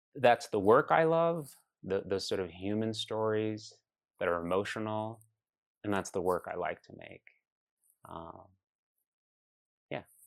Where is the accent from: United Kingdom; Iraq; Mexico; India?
Iraq; also born or lived in Chicago, United States; now in United States; I come from Iraq